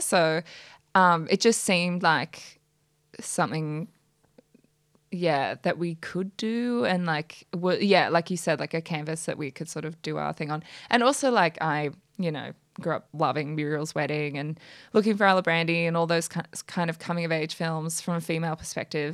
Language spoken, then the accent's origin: English; Brisbane, Queensland, Australia; moved away as an adult; now in Sydney, Australia; I'm from Brisbane originally